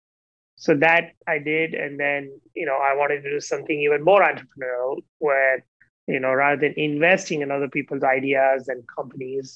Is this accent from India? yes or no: yes; India; moved away; growing up in India